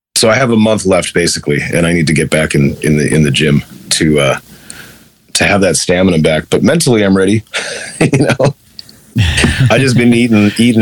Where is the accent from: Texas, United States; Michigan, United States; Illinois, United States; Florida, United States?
Illinois, United States; Chicago; moved away as an adult; also born or lived in Los Angeles, California; I'm from Chicago